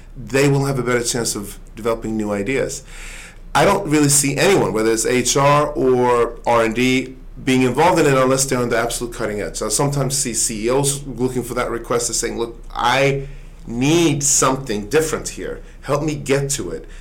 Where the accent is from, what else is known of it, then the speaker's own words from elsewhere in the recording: Sweden; now in United States; I, I grew up in in Sweden